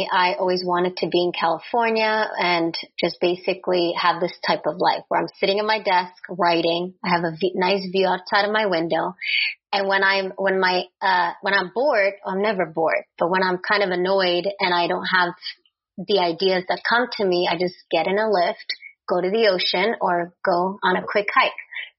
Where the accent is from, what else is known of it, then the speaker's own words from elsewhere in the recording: Czechia; born there; English is a second language; So when I was born in Czechoslovakia, and that was still a communist country, then Czechoslovakia in 91 split into Czech and Slovak Republic.